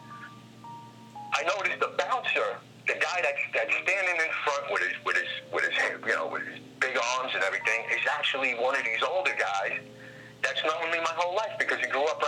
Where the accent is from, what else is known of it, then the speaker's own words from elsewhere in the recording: New York, United States; growing up in New York in my day